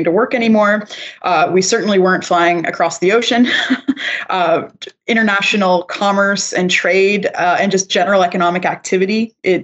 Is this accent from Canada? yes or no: yes; Canada; I'm also a Canadian